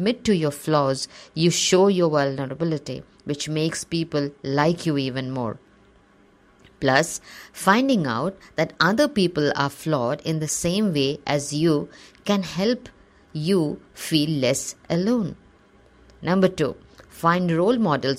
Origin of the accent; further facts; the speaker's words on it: Assam, India; also born or lived in Kerala; As I grew up in Assam, my friends, who were all localites, looked very different from me. I was a dark-skinned Malayali girl.